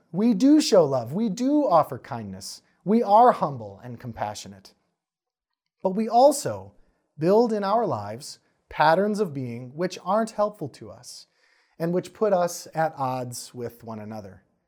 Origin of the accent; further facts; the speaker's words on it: Wisconsin, United States; I'm from Wisconsin